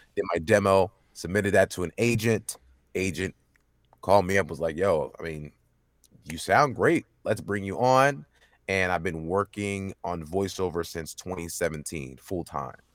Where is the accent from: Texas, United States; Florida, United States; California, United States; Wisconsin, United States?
Texas, United States; Dallas; born and raised in Dallas, Texas